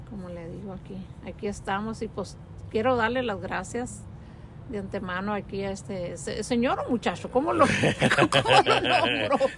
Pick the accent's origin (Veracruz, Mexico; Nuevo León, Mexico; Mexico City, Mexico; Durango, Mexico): Durango, Mexico; moved away; Yo soy de, de Durango.